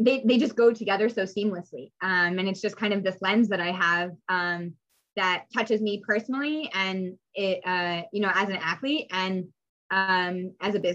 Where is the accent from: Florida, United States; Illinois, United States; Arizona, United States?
Arizona, United States; Phoenix; I grew up in Phoenix, Arizona, which is home to one of the original WNBA teams.